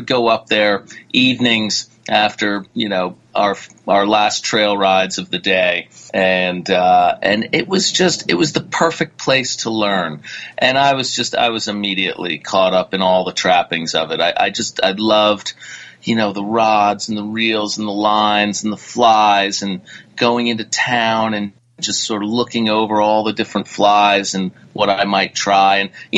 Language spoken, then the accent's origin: English; New England, United States; moved away; also born or lived in Connecticut / New Hampshire / Vermont; I'm a New Englander. I spent time in Connecticut, New Hampshire, and Vermont before moving out west.